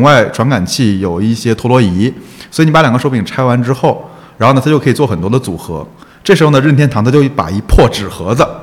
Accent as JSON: {"language": "Chinese", "town": "Wuhan", "region": "Hubei", "country": "China", "tie": "born or raised there", "moved": "yes", "said": "就是九八年还是九几年的时候，在武汉嘛，我现在还有那张参赛证在我老家里放着"}